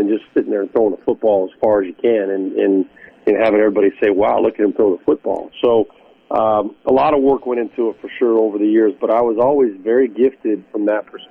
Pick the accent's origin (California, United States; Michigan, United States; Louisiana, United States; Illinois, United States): California, United States; Southern; the Rams were my hometown team out in Southern California